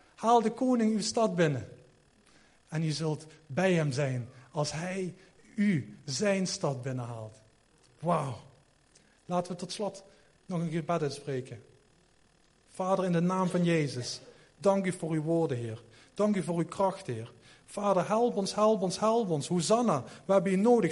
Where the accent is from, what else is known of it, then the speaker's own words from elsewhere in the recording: Sittard, Limburg, Netherlands; ik kom uit Sittard